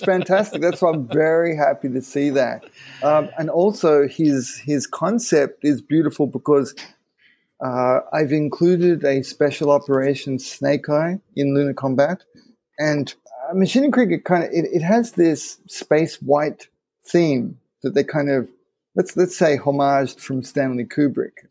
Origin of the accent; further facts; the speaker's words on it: Japan; growing up in Japan